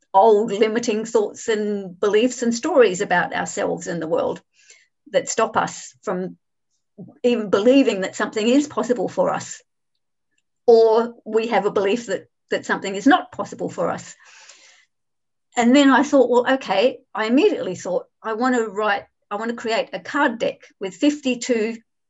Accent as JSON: {"language": "English", "town": "Adelaide", "region": "South Australia", "country": "Australia", "tie": "born or raised there", "moved": "as an adult", "lives_now": "Hong Kong", "said": "I grew up in Adelaide in Australia"}